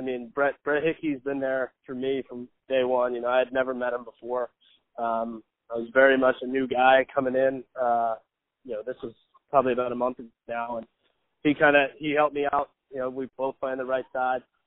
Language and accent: English; East Meadow, New York, United States; moved away; a mile and a half from where I grew up is in Nassau Coliseum